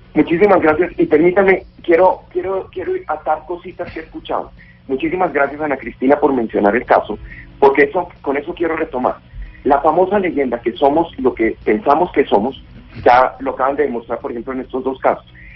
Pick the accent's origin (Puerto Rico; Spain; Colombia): Colombia; como colombiano